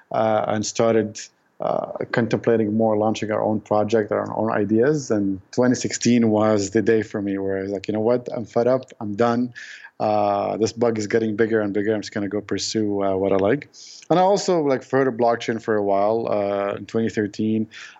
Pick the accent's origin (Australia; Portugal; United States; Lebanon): Lebanon; I guess when I grew up in the city, right?